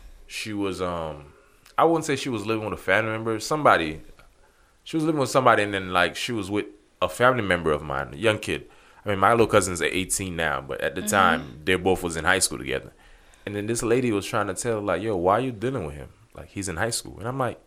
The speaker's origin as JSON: {"language": "English", "town": "Miami", "region": "Florida", "country": "United States", "tie": "born or raised there", "said": "I grew up in Miami"}